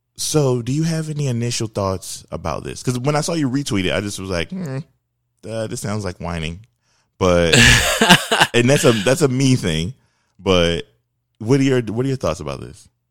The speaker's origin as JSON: {"language": "English", "town": "Philadelphia", "region": "Pennsylvania", "country": "United States", "tie": "born or raised there", "said": "I grew up in Philadelphia"}